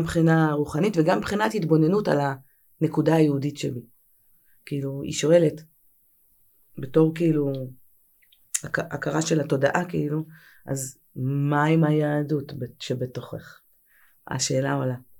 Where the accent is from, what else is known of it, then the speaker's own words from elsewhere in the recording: Tel Aviv, Tel Aviv District, Israel; גדלתי בתל אביב, אני נערת תל אביב. אה, גדלתי ברמת אביב